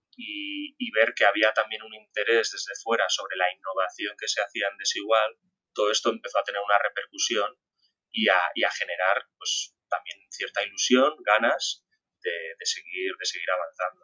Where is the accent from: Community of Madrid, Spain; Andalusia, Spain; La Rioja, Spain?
Community of Madrid, Spain; Madrid; En Madrid, que es de donde yo soy, yo nací, yo nací en Madrid